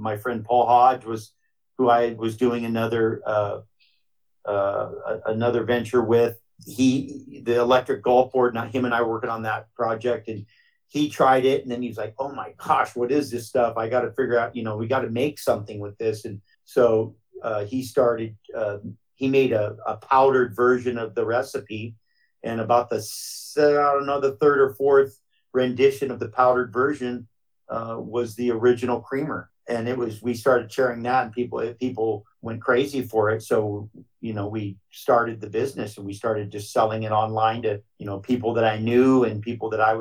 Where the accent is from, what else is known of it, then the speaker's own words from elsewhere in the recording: Hawaii, United States; growing up in Hawaii